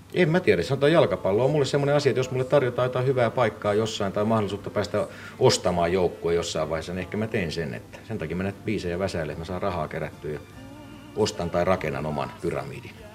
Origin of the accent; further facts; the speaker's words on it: Finland; mä nyt on syntynyt Suomessa, niin mä koen, että tämä on niin kuin mun kotimaani